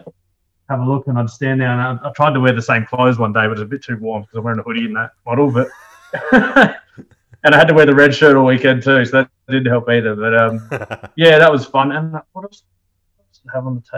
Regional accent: Adelaide, South Australia, Australia; moved away as an adult; also born or lived in Pilbara; now in Melbourne, Australia; I'm from Adelaide originally

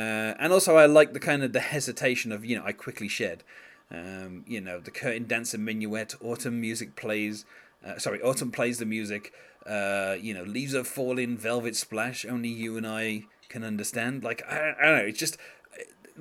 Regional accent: United Kingdom; as a Brit, that's what I'm used to hearing

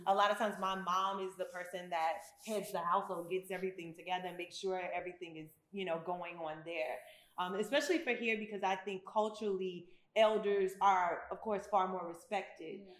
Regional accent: United States; moved away as an adult; also born or lived in Memphis, Tennessee / Chicago, Illinois / Atlanta, Georgia; now in Ghana; So I literally grew up in both, both Memphis and Chicago

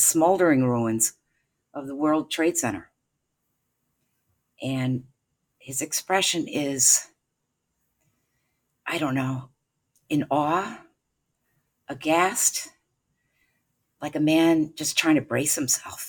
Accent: Canandaigua, New York, United States; I'm from Canandaigua, New York

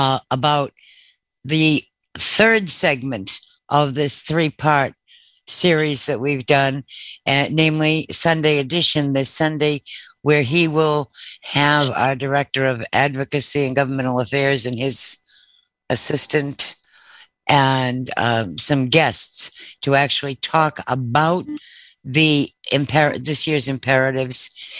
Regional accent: Massachusetts, United States; now in Maryland, United States; right around the time I came to Maryland from Massachusetts.

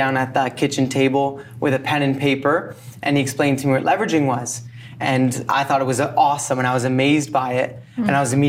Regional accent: London, Ontario, Canada; I'm from London, Ontario

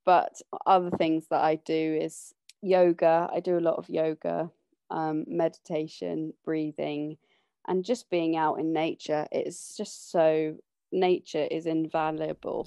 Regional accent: London, United Kingdom; I grew up in London, but when I was about fourteen, my brother and sister left home and my mum, dad, and I moved on to their sailing boat

